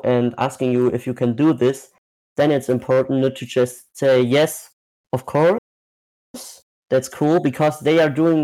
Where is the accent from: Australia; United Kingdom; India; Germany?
Germany; I'm from Germany.